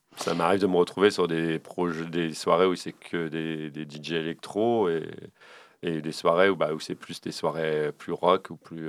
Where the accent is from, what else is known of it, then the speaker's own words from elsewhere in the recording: Le Havre, Normandy, France; Je suis originaire du Havre